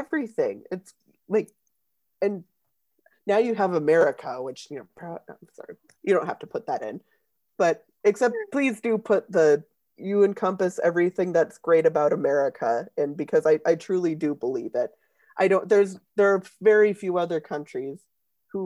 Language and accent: English; United States; as an American